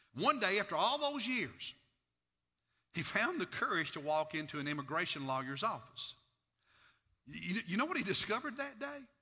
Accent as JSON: {"language": "English", "country": "United States", "accent": "hillbilly", "said": "I'm an American citizen"}